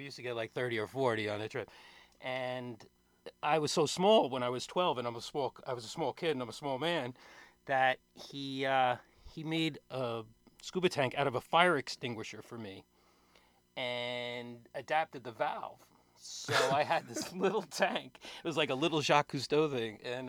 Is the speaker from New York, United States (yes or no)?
yes; Montauk, New York, United States; I grew up out in Montauk as a kid in the summertime.